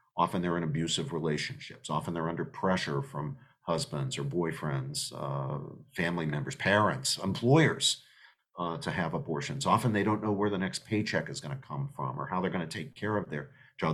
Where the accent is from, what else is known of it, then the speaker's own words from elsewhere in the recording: United States; us as American citizens